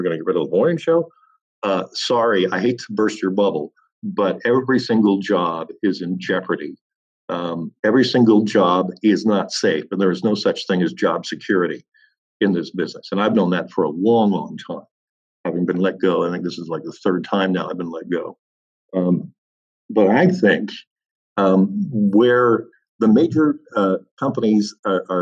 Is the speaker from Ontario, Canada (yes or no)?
yes; Welland, Ontario, Canada; back in my hometown of Welland